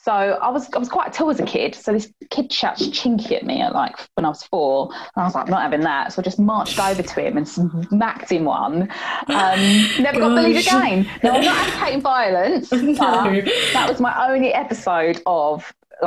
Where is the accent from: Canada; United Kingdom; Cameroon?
United Kingdom; Gravesend, South East England; also born or lived in Sheffield; I was born up, brought up here